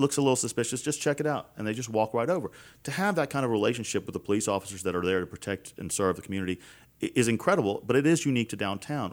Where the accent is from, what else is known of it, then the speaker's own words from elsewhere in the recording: Baton Rouge, Louisiana, United States; I'm from South Baton Rouge. I was right. born and raised here